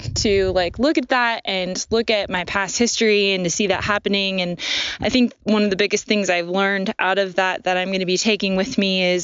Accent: Portland, Oregon, United States; I'm from Portland

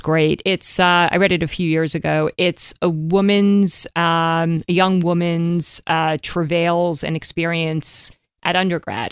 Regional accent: New York, United States; growing up in New York

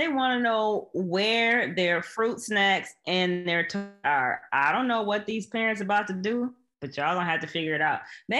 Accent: Michigan, United States; Born and raised in Michigan

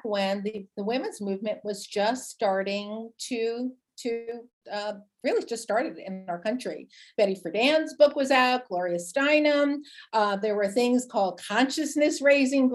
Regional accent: New Jersey, United States; I grew up in New Jersey, a proud, big Italian, wild, crazy, amazing family

